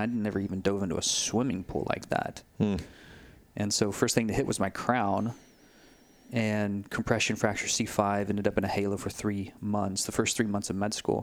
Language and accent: English; Texas, United States; moved away as an adult; also born or lived in Denver, Colorado / Sedona; when I moved from Texas to Colorado, from Austin, San Antonio to Denver to start my medical residency